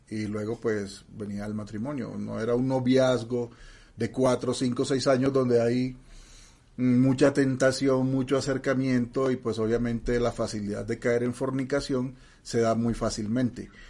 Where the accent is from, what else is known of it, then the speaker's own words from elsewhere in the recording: Mexico; Bueno, ya saben que yo soy mexicano y, hay muchas canciones de esas.